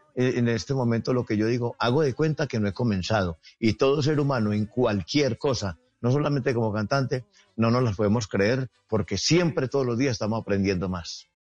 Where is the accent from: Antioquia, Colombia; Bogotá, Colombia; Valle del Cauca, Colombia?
Valle del Cauca, Colombia; Ceilán; soy de Ceilán Valle